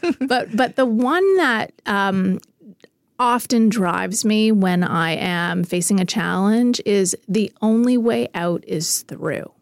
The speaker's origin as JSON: {"language": "English", "country": "Canada"}